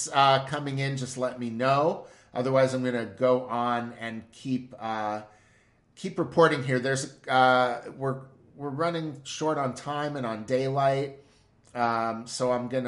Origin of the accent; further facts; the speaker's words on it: United States; as an American